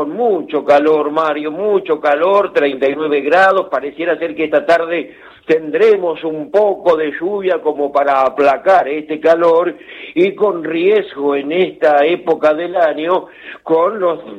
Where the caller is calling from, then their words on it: Pehuajó, Buenos Aires Province, Argentina; de Pebojó, escuchando en el campo.